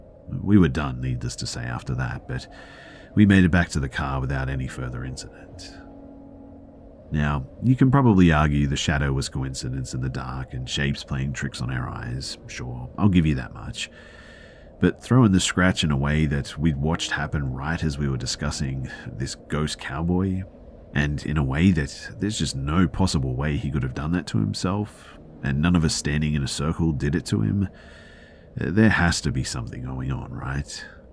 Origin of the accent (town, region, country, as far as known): California, United States; born or raised there